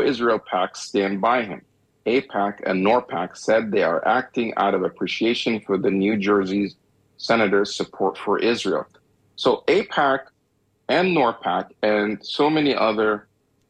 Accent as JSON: {"language": "English", "country": "Egypt", "tie": "born or raised there", "moved": "yes", "lives_now": "United States", "said": "I'm from Egypt. And the type of, you know, I'm Egyptian. Well, I'm born in Egypt, but I'm an American."}